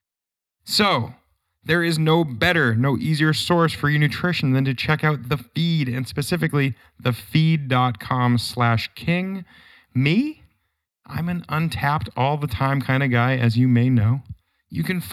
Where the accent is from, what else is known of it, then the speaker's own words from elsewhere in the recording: New Hampshire, United States; my hometown in New Hampshire